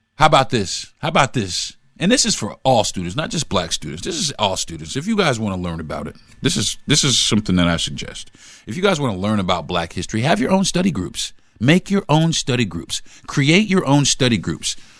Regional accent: Florida, United States; growing up in Florida

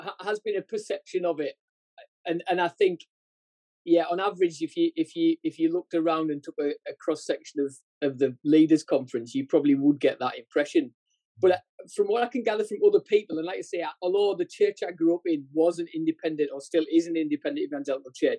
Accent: Sunderland, North East England, United Kingdom; also born or lived in Durham; I grew up in Sunderland in what was a mining village

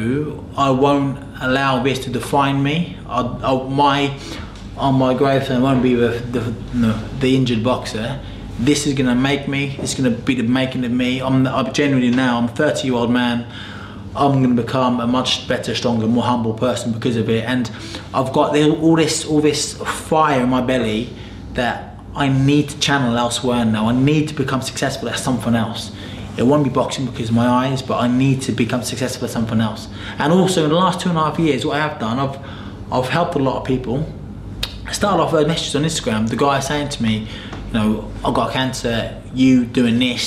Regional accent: United Kingdom; as British people

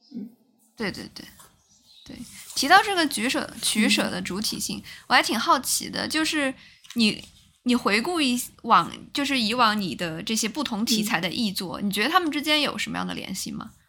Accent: China; 作为嗯中国人，然后我也是一个工业小城长大的

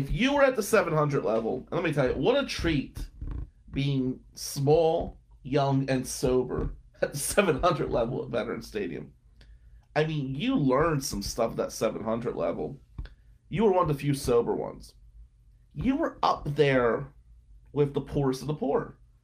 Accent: Atlantic City, New Jersey, United States; now in Michigan, United States; growing up in Ducktown

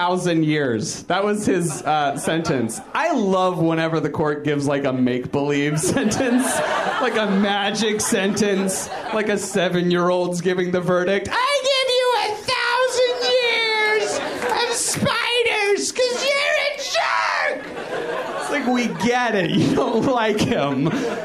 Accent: Virginia, United States; now in Los Angeles, United States; I'm kind of new to LA. I'm from Virginia originally

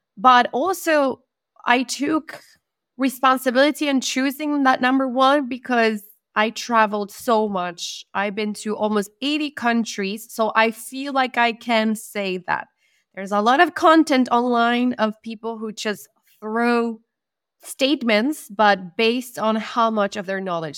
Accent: Argentina; first language Spanish; English is a second language; moved away as an adult; also born or lived in Middle East; now in Bosnia and Herzegovina; I'm from Argentina.

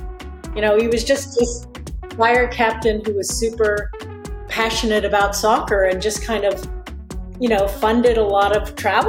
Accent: Palo Alto, California, United States; also born or lived in Germany; I grew up in California.

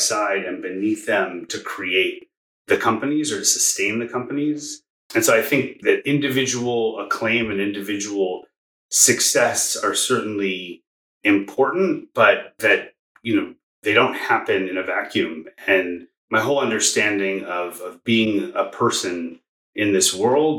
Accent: Bay Area, California, United States; moved away as an adult; now in Tulsa, United States; I grew up in the Bay Area

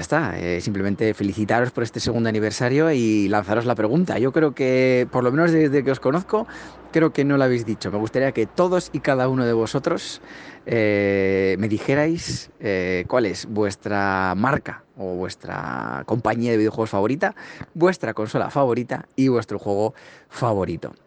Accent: Spain; yo, que soy de España

